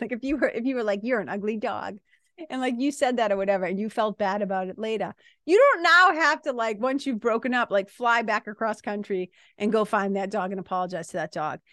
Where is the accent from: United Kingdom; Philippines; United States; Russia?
United States; Lawrence, Massachusetts; accent: Boston accent / Lawrence accent; moved away as an adult; now in New Hampshire, United States; I was a kid from Lawrence, Mass, going to B U